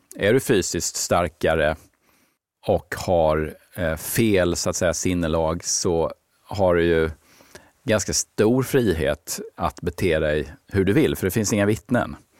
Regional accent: Ronneby, Blekinge, Sweden; now in Stockholm, Sweden; min egen uppväxt i, hemma i Ronneby.

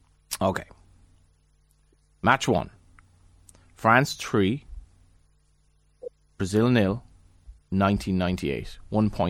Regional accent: Galway, Connacht, Ireland; now in Dublin, Ireland; I've spent more time in Dublin now than Galway comfortably, and I don't think I've lost my accent.

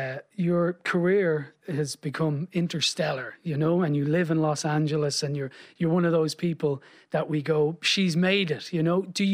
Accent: Dublin, Leinster, Ireland; Like, I grew up in Dublin in the 80s.

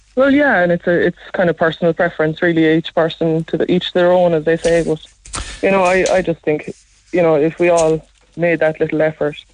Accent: West Cork, Munster, Ireland; now I'm from West Cork. I live in West Cork

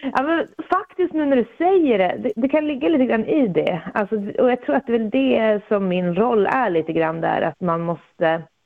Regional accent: Jokkmokk, Norrbotten County, Sweden; i Jokkmokk, eh, min hemby

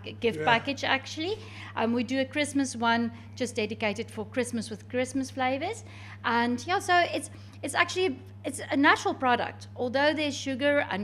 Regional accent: South Africa; also born or lived in Glen of Imaal, Ireland; now in Ireland; In South Africa, we call it Nougat

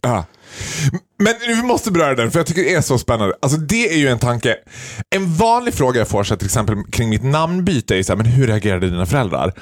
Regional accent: Sweden; jag vill känna mig svensk, och jag vill vara stolt över att jag är svensk

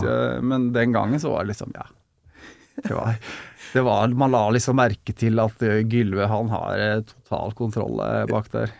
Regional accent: Fredrikstad, Østfold, Norway; now in Larvik, Norway; jeg er eh, født og oppvokst i Fredrikstad

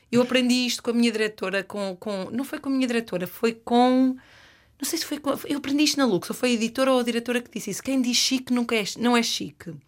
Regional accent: Norte, Portugal; Eu venho, eu venho da, da, da, terra oficial dos azeiteiros. A zona de onde eu venho é, produz mais eh, concorrentes reality show do que o resto do país

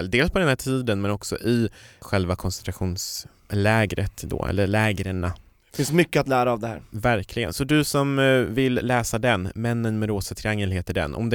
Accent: Kiruna, Norrbotten County, Sweden; Jag kommer från Kiruna. Och det är nästan ingen som gissar vad det är.

